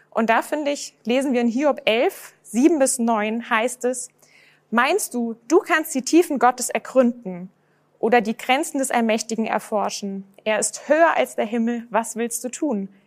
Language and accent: German; Rhineland-Palatinate, Germany; Bei mir ist es so, ich bin selbst aufgewachsen in Rheinland-Pfalz.